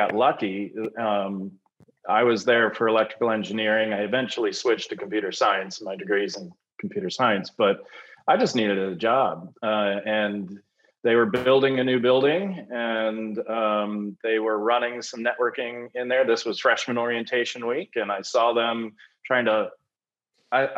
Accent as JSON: {"language": "English", "region": "Maryland", "country": "United States", "tie": "born or raised there", "also_born_or_lived": "New Jersey", "said": "I've been born and raised in Maryland"}